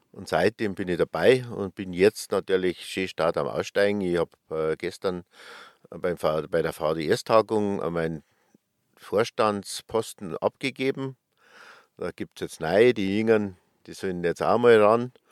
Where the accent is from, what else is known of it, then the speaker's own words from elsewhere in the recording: Schliersee, Bavaria, Germany; Ich komme aus dem tiefsten Oberbayern, aus Schliersee.